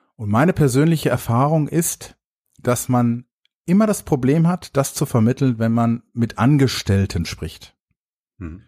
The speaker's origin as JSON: {"language": "German", "town": "Dortmund", "region": "North Rhine-Westphalia", "country": "Germany", "said": "Ich komme ja aus Dortmund"}